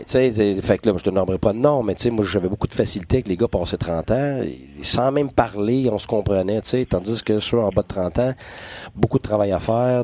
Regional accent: Quebec, Canada; je suis un Québécois

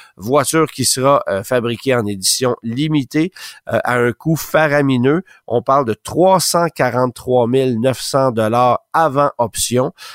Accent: Canada; chez nous au Canada

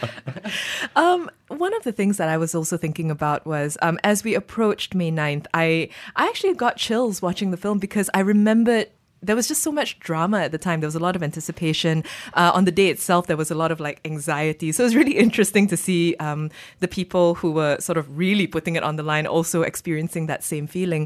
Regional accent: Malaysia; as a Malaysian

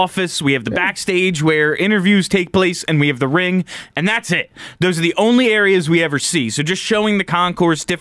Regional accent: United States; I'm American

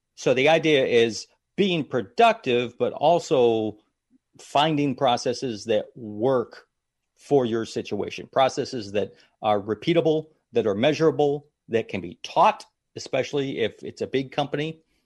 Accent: Madison, Ohio, United States; moved away; originally from Ohio, little town called Madison, Ohio, just outside of Cleveland, Ohio, right on the lake area

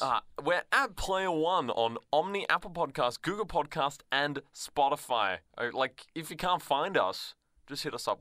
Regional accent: Australia; as an Australian

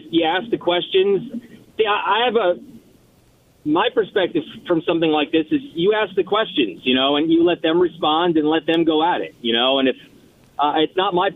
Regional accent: New York City, New York, United States; now in Indianapolis, United States; I grew up. I'm a New Yorker

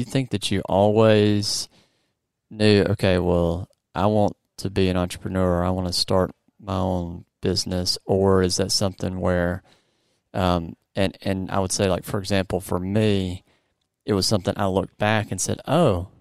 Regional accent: Mississippi, United States; I'm from Mississippi

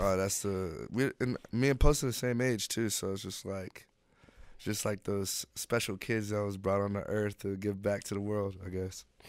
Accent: Orlando, Florida, United States; moved away as an adult; also born or lived in Altamonte Springs, Florida; now in Los Angeles, United States; I'm from Orlando, Florida.

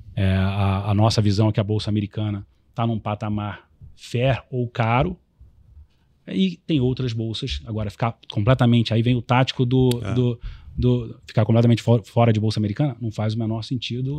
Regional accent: Rio de Janeiro, Brazil; como carioca

